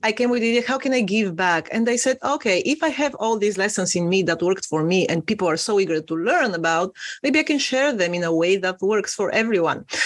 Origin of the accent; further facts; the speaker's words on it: Bulgaria; moved away as an adult; now in London, United Kingdom; I am originally from Eastern Europe, from a tiny little country called Bulgaria, but I've been living in London for 16 years now